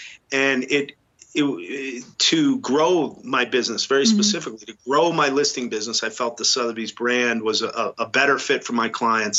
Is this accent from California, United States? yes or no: no; Boston, Massachusetts, United States; when I was growing up in New England, interestingly enough, I went to a boys' school, a Jesuit boys' school in the city.